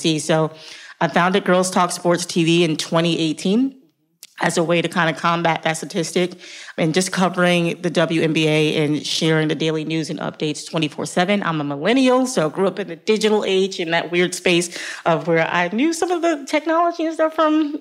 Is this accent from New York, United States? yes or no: yes; New York City, New York, United States; I grew up in Harlem, New York